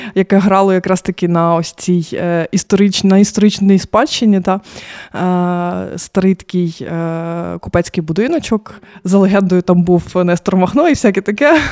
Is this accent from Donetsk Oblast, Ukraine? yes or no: yes; Mariupol, Donetsk Oblast, Ukraine; moved away as an adult; now in Lviv, Ukraine; я з Маріуполя